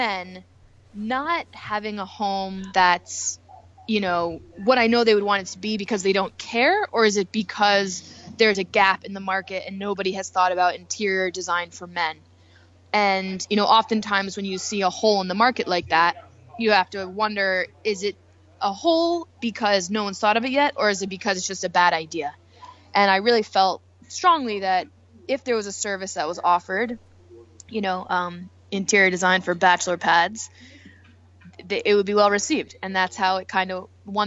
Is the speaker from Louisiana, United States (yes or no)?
no; Connecticut, United States; moved away; also born or lived in New York City; when I grew up in Connecticut, I was the best dancer.